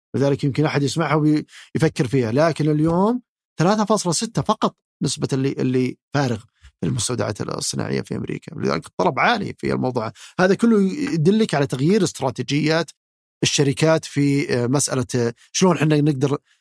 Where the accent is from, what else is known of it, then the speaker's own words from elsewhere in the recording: Saudi Arabia; فينا كسعوديين